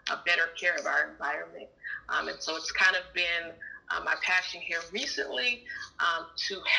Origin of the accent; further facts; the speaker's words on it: Fresno, California, United States; I am a Fresno native, born and raised in Fresno, California.